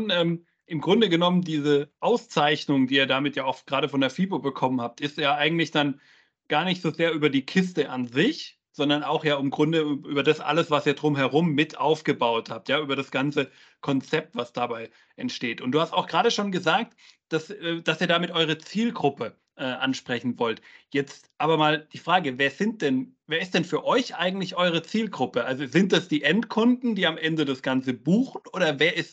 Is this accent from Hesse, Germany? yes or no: no; Werl, North Rhine-Westphalia, Germany; Die erste Turmkiste steht in Werl, ist mein Geburtsort.